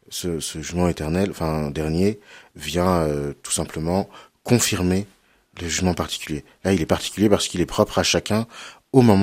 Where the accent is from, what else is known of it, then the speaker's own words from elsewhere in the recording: Cholet, Pays de la Loire, France; Euh, voilà, exactement. J'ai grandi à Cholet.